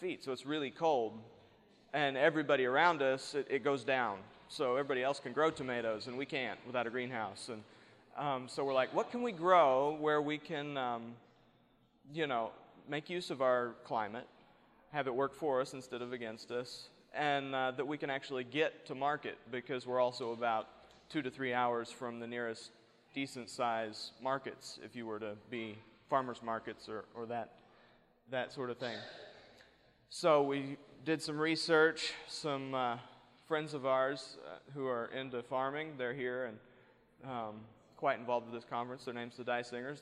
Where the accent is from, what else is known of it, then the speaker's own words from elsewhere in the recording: East Coast, United States; now in New Mexico, United States; I was born and raised in back east.